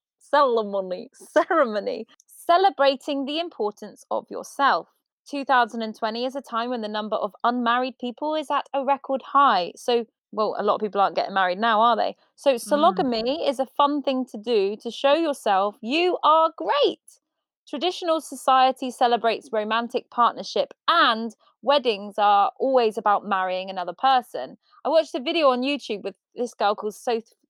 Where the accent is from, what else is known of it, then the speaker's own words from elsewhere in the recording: Ireland; I'm Irish